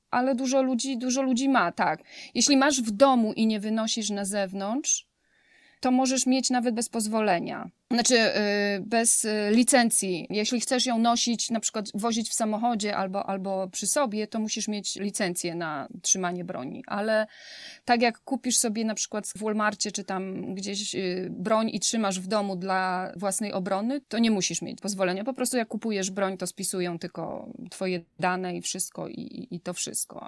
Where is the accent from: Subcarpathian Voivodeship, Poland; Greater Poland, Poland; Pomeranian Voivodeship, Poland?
Subcarpathian Voivodeship, Poland; Leżajsk; moved away as an adult; now in Houston, United States; Obydwoje jesteśmy z Leżajska, z Podkarpacia